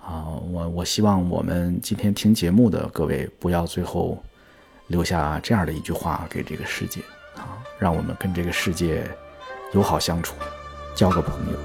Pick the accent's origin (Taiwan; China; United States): China; 我的家乡其实是在 天津跟河北交界的一个地方， 所以我从小就见过很多乡村里边的葬礼